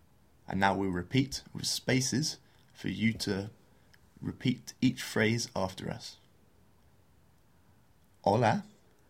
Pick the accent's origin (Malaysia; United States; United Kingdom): United Kingdom; England; I'm English